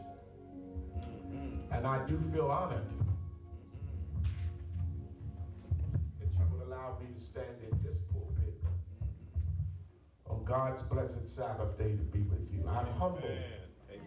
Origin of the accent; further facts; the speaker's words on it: Ohio, United States; moved away; also born or lived in Atlanta; I'm from Ohio